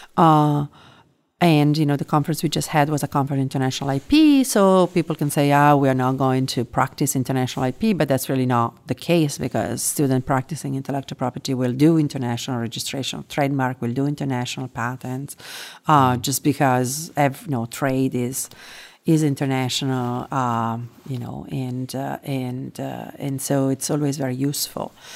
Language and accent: English; Italy; moved away as an adult; also born or lived in London / Spain / France / United States; now in Singapore; I was born and raised in Italy, and, uh, there is where I lived, um, until I, I mean, officially until I was thirty.